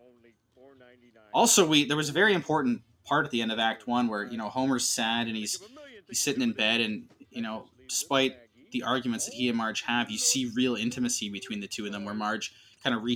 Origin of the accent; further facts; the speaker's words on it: Oshawa, Ontario, Canada; We go to the Oshawa Center. We're Canadian, by the way.